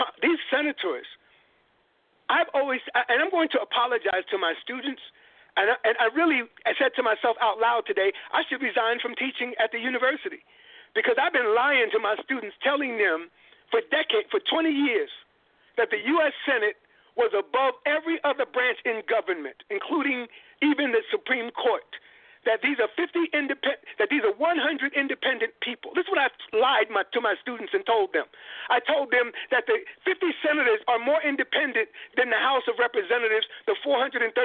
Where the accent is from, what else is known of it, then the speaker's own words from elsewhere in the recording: New York, United States; I'm from New York